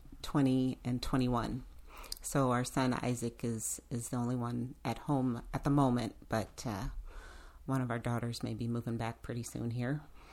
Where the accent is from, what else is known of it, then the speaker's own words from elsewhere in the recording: Walnut Creek, California, United States; moved away as an adult; also born or lived in San Francisco, California; now in Seattle area, United States; so I grew up in California in the Bay Area. I was born in San Francisco, but grew up after 5 years old in Walnut Creek, California, which is a very white place.